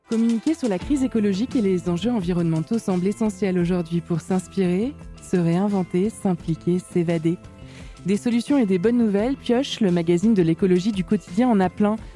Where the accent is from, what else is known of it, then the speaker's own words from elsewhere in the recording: Nantes, Pays de la Loire, France; chez nous, à Nantes